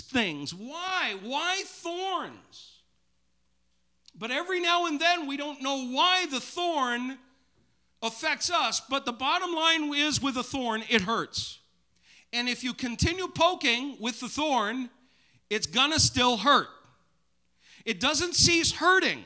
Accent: Maine, United States; growing up in Maine

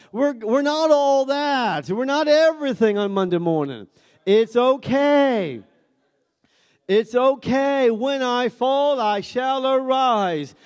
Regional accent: Maine, United States; we're, we're from Maine

